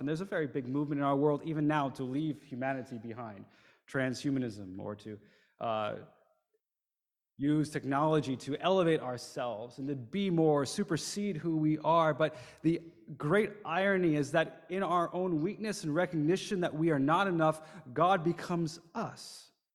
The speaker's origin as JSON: {"language": "English", "region": "New Jersey", "country": "United States", "tie": "born or raised there", "also_born_or_lived": "Shanghai, China", "moved": "as an adult", "said": "I grew up in the United States, in New Jersey, not too far south of here, um, kind of in the vicinity of New York City"}